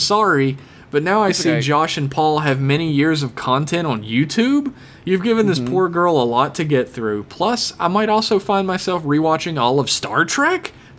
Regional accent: Sweden; Here to represent my home country of Sweden in your growing global fan base.

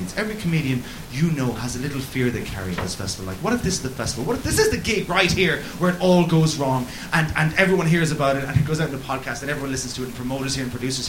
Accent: Cork, Munster, Ireland; I grew up in Cork, where every woman was called Mary.

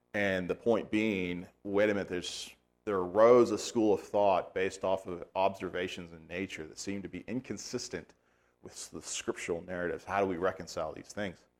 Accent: United States; As an American

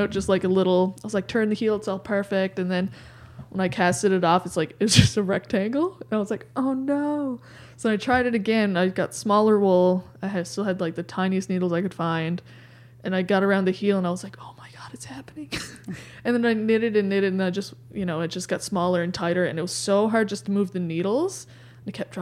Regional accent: Gander, Newfoundland and Labrador, Canada; also born or lived in Goose Bay, Labrador / Sheshatshiu, Labrador; my dad got posted into Newfoundland for his job.

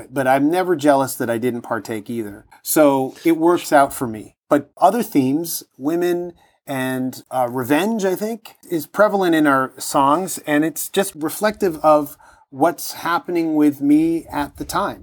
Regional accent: Toronto, Ontario, Canada; growing up in Toronto

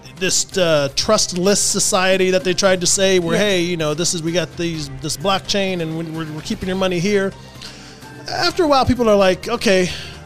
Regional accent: Texas, United States; I'm from Texas.

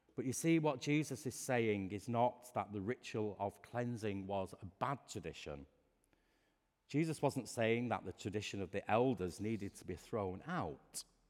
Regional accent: Lancashire, North West England, United Kingdom; I grew up in Lancashire

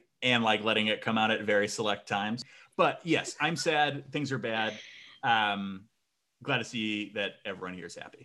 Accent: Vermont, United States; also born or lived in Chicago; I moved from Chicago to Vermont

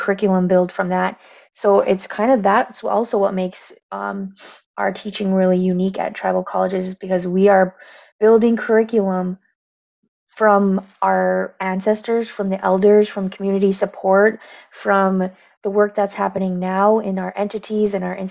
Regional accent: Michigan, United States; I am Native American, raised, born and raised right here on the res

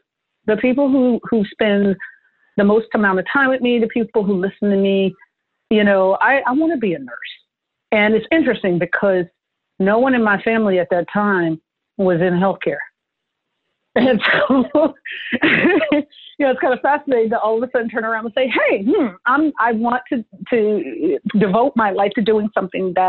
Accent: New Jersey, United States; moved away; also born or lived in San Francisco; I went to school in New Jersey. I grew up in Jersey.

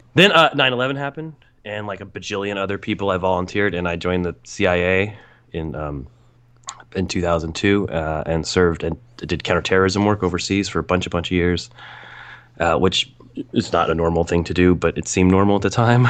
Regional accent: United States; I'm an American male

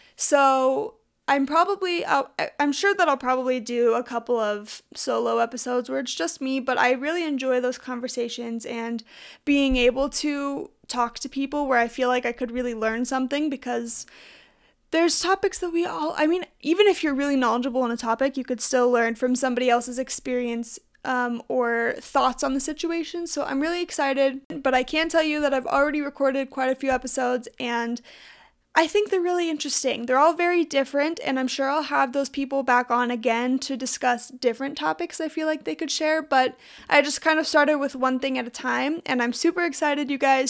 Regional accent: Utah, United States; I'm from Utah

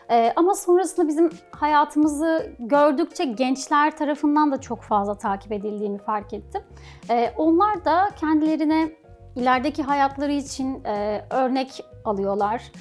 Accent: Thrace, Turkey; Bir de tabii Trakyalıyım. Bur yani burada doğdum ve büyüdüm. O yüzden hani insanları falan çok daha sıcak geliyor bana.

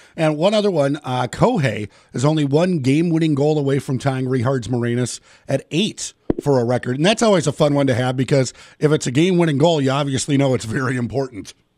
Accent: Minnesota, United States; me growing up in Minnesota, loving the game.

